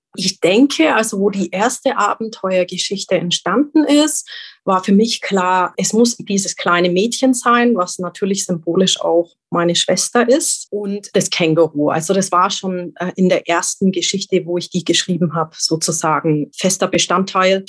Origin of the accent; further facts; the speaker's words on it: Roth, Germany; hier jetzt in meinem Heimatort in Roth